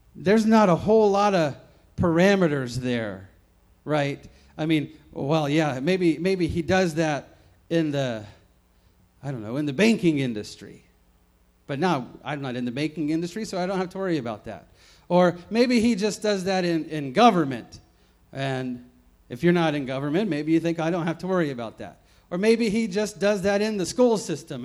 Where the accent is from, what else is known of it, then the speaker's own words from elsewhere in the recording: the South, United States; moved away; I grew up in the South, many many states away from here